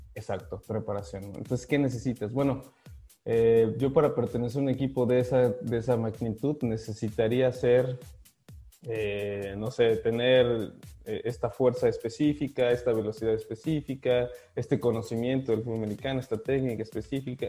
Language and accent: Spanish; Guadalajara, Jalisco, Mexico; moved away as an adult; also born or lived in Monterrey, Mexico; now in Prague, Czech Republic; empecé a jugar a los ocho años eh, eh, en Guadalajara, en Carneas de Guadalajara